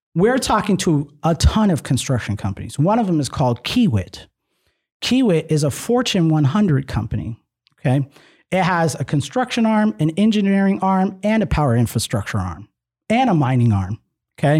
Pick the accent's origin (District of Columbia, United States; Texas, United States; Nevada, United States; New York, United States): Nevada, United States; we're from Nevada